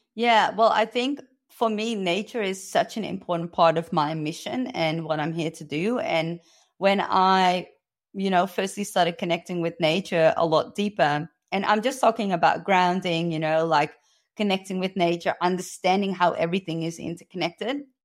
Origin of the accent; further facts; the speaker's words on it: Amsterdam, North Holland, Netherlands; moved away as an adult; now in Australia; I was born and raised in Amsterdam